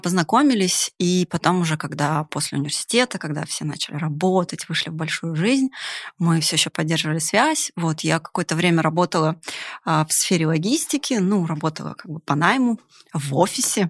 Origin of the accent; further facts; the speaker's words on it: Yakutia, Sakha Republic, Russia; moved away as an adult; also born or lived in Siberia / Ural; now in Moscow, Russia; Вообще я из Сибири, Урала, родилась в далекой Якутии. И после университета так сложилась судьба, что, конечно же, я переехала в Москву.